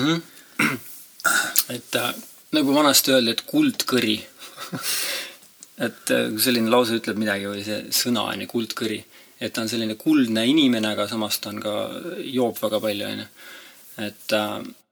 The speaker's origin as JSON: {"language": "Estonian", "country": "Estonia", "tie": "born or raised there", "also_born_or_lived": "Ireland", "said": "ma kasvasin üles siin talus"}